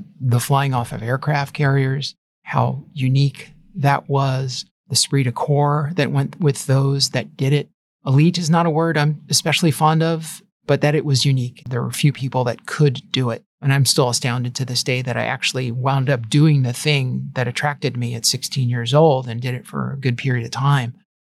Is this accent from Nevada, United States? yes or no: no; Long Island, New York, United States; I grew up on Long Island